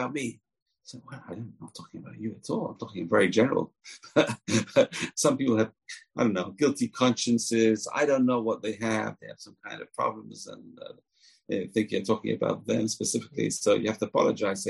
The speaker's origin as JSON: {"language": "English", "region": "England", "country": "United Kingdom", "tie": "born or raised there", "said": "I grew up in England"}